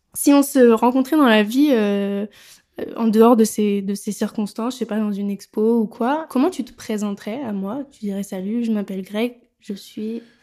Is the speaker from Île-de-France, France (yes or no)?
yes; Paris, Île-de-France, France; also born or lived in Nice; Mais j'ai grandi ici, dans ce quartier.